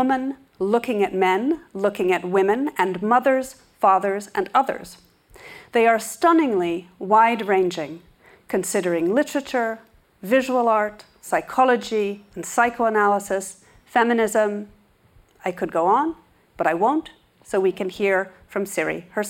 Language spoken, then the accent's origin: English; New York, United States; my native city of New York